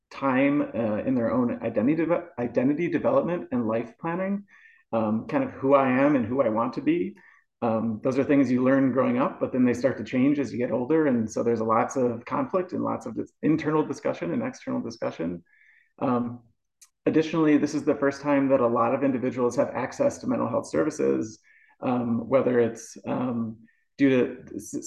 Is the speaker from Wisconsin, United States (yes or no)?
yes; Wisconsin, United States; moved away as an adult; also born or lived in Indianapolis, Indiana / Milwaukee, Wisconsin; now in Ogden, United States; I grew up in Wisconsin, went to grad school in Indiana